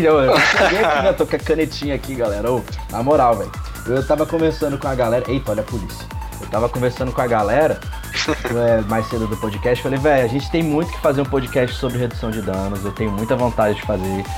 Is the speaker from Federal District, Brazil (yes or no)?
yes; Brasília, Federal District, Brazil; tenho 24 anos, eu sou aqui de Brasília